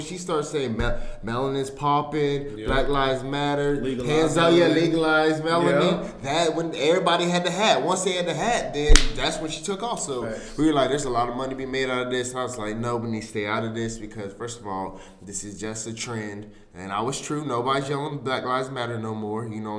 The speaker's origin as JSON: {"language": "English", "town": "Durham", "region": "North Carolina", "country": "United States", "said": "I'm from Durham. I'm from Durham. Bull City."}